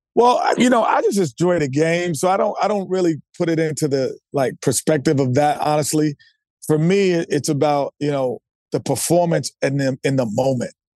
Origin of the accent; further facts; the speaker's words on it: New York, United States; I'm a New Yorker.